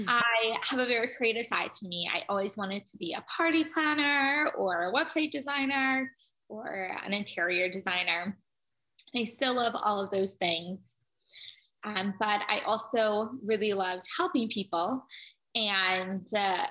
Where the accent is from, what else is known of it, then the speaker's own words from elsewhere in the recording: Cleveland, Ohio, United States; I grew up in Cleveland, Ohio